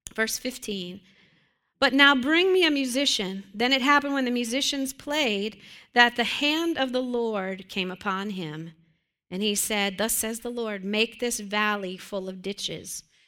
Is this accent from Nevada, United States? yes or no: no; Western Pennsylvania, United States; I grew up in Western Pennsylvania in a church that was built probably in the late 1800s